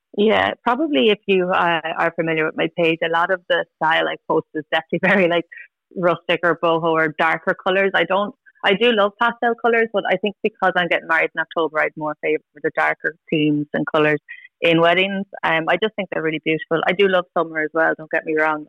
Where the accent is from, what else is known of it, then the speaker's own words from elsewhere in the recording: Tullamore, Leinster, Ireland; I'm from Tullamore, so I always wanted to get married like in the church in Tullamore